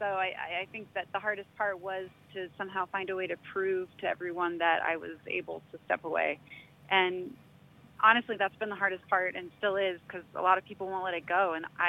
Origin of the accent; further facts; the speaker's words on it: Oregon, United States; I kind of bopped around a lot as a kid, but I spent most of my formative years in a suburb outside of Portland, Oregon, on the West Coast.